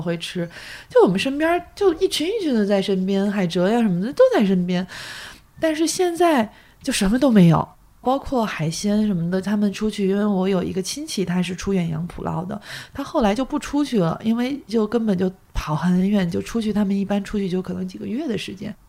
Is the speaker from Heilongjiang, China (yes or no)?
no; Weihai, Shandong, China; now in Beijing, China; 我老家是山东威海，那个就是嗯。特，全国第一个卫生城嘛